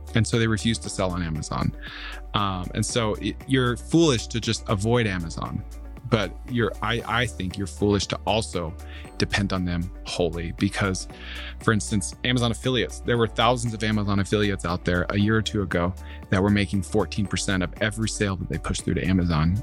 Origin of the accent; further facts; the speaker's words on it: Central Florida, United States; moved away as an adult; also born or lived in Alabama; now in Dallas, United States; I grew up in Central Florida